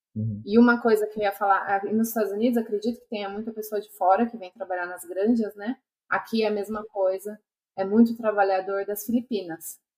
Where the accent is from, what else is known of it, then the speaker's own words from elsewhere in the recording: Brazil; moved away as an adult; also born or lived in United States; now in Australia; eu voltava para o Brasil